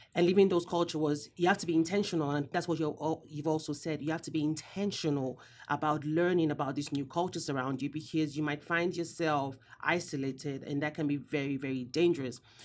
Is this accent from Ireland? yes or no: no; Nigeria; I'm also Nigerian as well